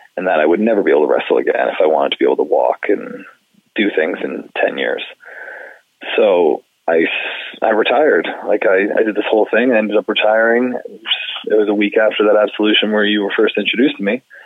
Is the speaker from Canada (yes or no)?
yes; Canada; being Canadian